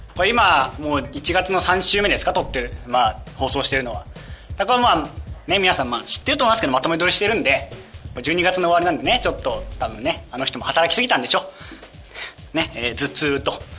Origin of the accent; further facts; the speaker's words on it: Kumamoto, Japan; moved away; 僕ね熊本出身